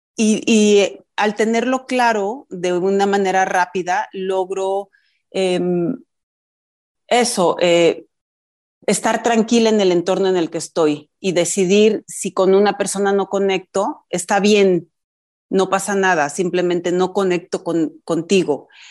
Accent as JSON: {"language": "Spanish", "region": "Mexico City", "country": "Mexico", "said": "mi familia mis hermanos y yo somos chilangos, pero mi familia viene de provincia"}